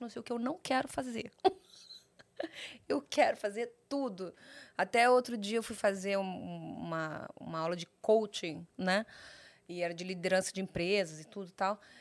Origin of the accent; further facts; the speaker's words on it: Rio de Janeiro, Brazil; also born or lived in Sorocaba; eu fui criada no Rio de Janeiro. Eu, falo que eu sou carioca com baldeação.